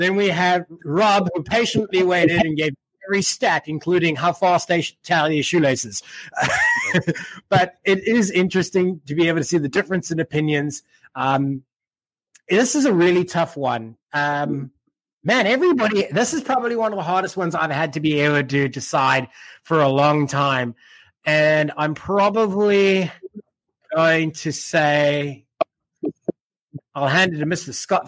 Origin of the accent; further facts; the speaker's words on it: South Africa; first language English; That's because I'm South African as well, but my accent is so blended now, right? And that's because I'm first language English.